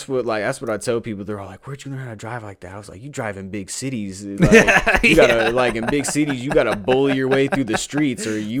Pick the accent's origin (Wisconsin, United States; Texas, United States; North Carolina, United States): Texas, United States; Houston; I know I told a lot of people I'm from Houston. I mean, I call myself from Houston, bro, because that's where, like, the birth of me, I feel like the birth of, like, who I really was came out living down there